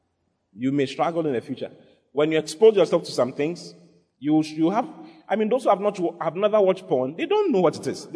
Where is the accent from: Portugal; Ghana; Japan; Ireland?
Ghana; my hometown, where my mother comes from, is the hometown where all gambling in Ghana comes from